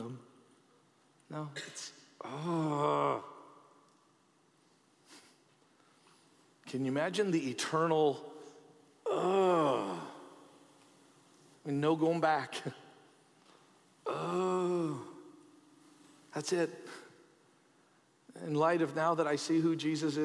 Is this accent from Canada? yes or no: yes; Canada; as a Canadian